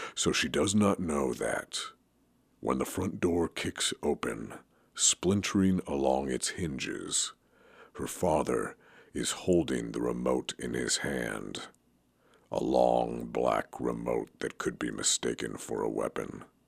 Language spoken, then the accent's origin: English; Oregon, United States; growing up in Oregon